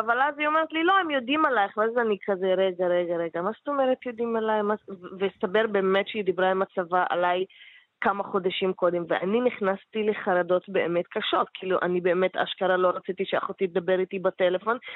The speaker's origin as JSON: {"language": "Hebrew", "country": "Palestine", "said": "בתור להט\"בים פלסטינים"}